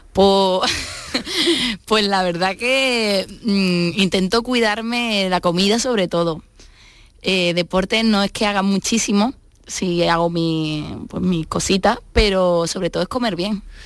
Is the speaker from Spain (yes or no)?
yes; Seville, Andalusia, Spain; also born or lived in Madrid / Málaga; yo me crié con mi madre. Entonces, mi padre era guitarrista y, bueno, y es cordobés, y como buen cordobés, pues se quedó allí. Y, yo soy la única de todos mis hermanos que, vive en Sevilla, que se quedó en Sevilla